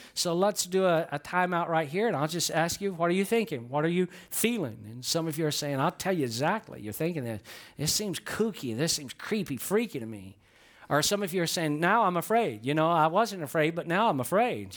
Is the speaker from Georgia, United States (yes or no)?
yes; Georgia, United States; I'm from Georgia